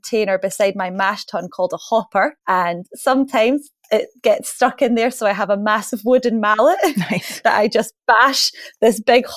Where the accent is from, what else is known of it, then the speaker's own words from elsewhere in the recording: Scotland, United Kingdom; because we're Scottish, we don't like to waste anything here.